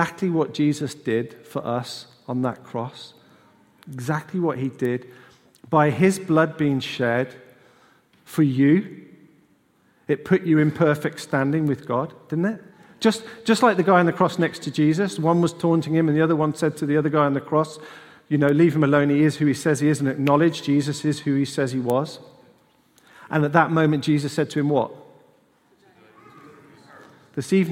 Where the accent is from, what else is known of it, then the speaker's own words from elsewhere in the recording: United Kingdom; We just forget we're British